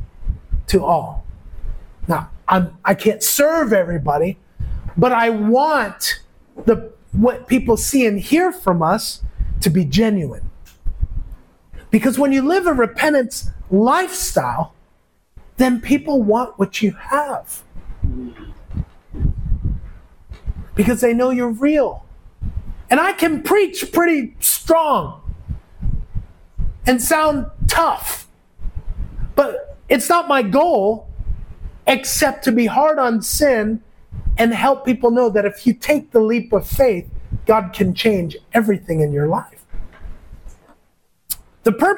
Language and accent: English; United States; moved away as an adult; now in Philippines; everybody here calls me as an American